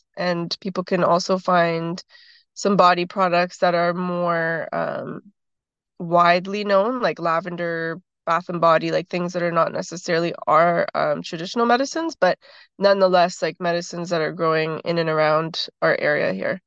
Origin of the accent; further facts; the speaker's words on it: Toronto, Ontario, Canada; also born or lived in Six Nations, Ontario; I grew up in Toronto